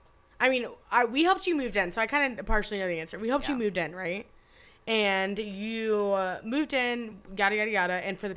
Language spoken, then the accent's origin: English; United States; I'm American.